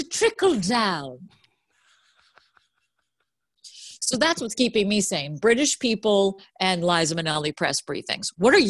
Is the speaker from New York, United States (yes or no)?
no; Boston, Massachusetts, United States; now in West Orange, United States; I'm from Boston.